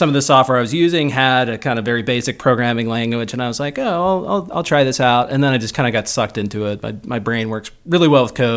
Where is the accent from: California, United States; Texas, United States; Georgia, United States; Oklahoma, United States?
Georgia, United States; Chamblee; moved away as an adult; also born or lived in New York; now in Dunwoody, United States; I grew up in Chamblee, which is technically now Brookhaven